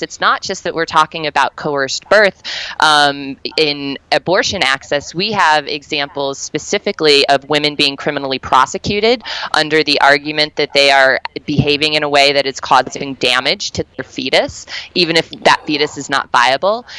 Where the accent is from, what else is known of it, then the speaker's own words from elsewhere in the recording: Colorado, United States; my home state of Colorado.